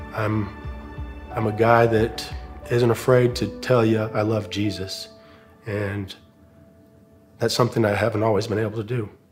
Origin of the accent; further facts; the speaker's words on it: Phoenix, Arizona, United States; moved away as an adult; now in Charlotte, United States; we were in Phoenix, Arizona, which is where I'm originally from, in front of my home crowd, uh, my hometown